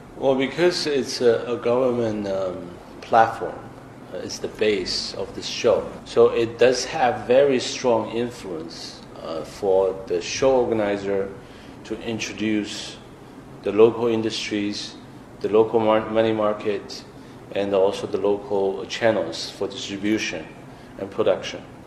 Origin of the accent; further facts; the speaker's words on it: Shanghai, China; moved away; I'm Shanghainese myself